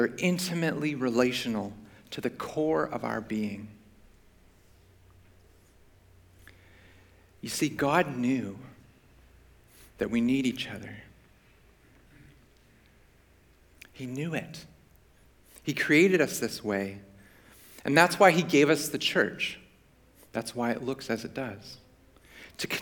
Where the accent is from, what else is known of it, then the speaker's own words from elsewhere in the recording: Vancouver, British Columbia, Canada; I grew up in Vancouver, so not too far from here